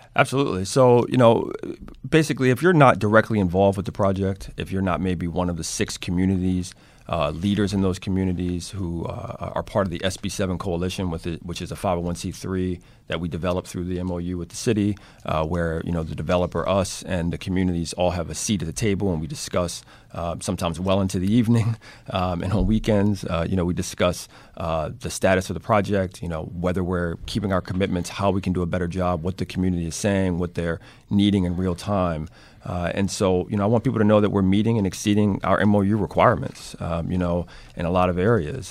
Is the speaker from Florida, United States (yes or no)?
no; Baltimore, Maryland, United States; born and raised in Baltimore, uh, lived most of my life in, uh, West Baltimore